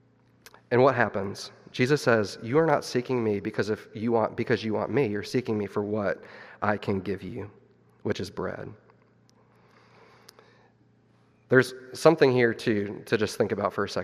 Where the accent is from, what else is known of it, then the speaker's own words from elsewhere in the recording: Missouri, United States; my wife and I, we grew up in Missouri